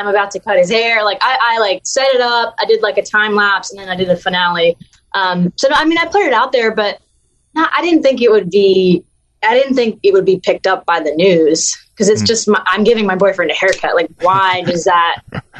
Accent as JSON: {"language": "English", "region": "the South", "country": "United States", "accent": "Southern", "lives_now": "Los Angeles, United States", "said": "I'm very Southern. my accent might not be as strong as it used to, because when I moved to Los Angeles, I took dialects training to get rid of my accent."}